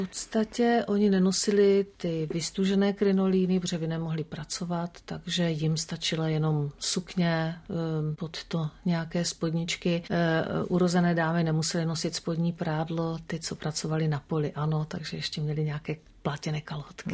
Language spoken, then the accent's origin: Czech; Czechia; also born or lived in Mexico / France / Italy; u nás v období komunismu